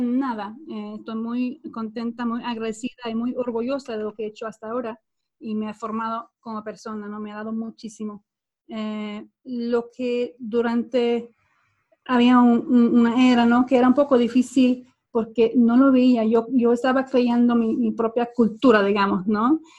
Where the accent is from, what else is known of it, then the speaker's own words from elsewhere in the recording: Sweden; accent: Swedish, Latin American, Spanish mixed; Spanish is a second language; moved away; also born or lived in Spain / Guatemala; soy sueca, mi pasaporte dice que soy sueca